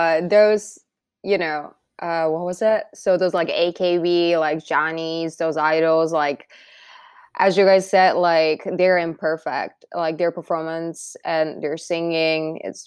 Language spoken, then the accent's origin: English; Japan; I'm from Japan